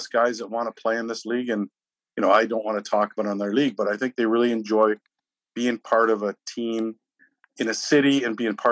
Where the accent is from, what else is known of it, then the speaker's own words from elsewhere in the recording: Peterborough, Ontario, Canada; growing up in Peterborough